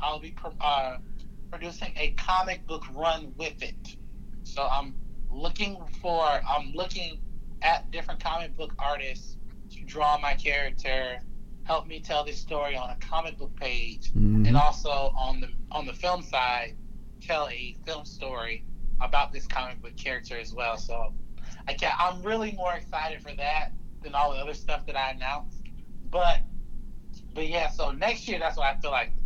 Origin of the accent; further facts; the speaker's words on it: Pensacola, Florida, United States; Pensacola is my hometown